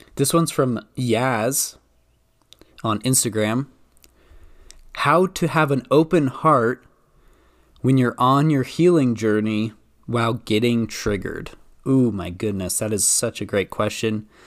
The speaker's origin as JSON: {"language": "English", "region": "Idaho", "country": "United States", "said": "I'm from Idaho"}